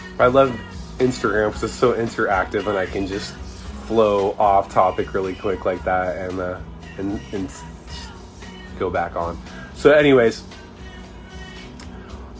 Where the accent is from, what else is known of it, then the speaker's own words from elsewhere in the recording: Orange County, California, United States; So I'm from Orange County.